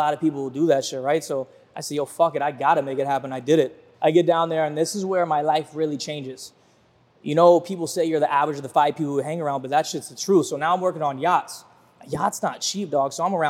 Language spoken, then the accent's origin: English; Virginia Beach, Virginia, United States; moved away as an adult; also born or lived in Fort Lauderdale; I'm from Virginia Beach, Virginia. I don't come from money.